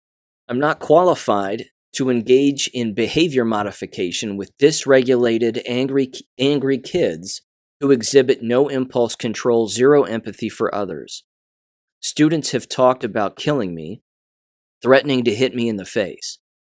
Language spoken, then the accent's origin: English; Kansas, United States; I am no longer qualified to be a teacher in my home state of Kansas.